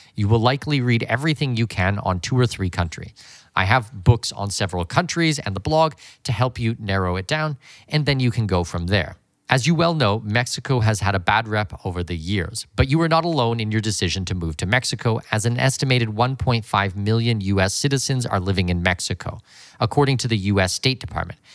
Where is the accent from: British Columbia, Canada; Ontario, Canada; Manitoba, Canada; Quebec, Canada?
Ontario, Canada; London; moved away; I was born and raised in London, Ontario, Canada.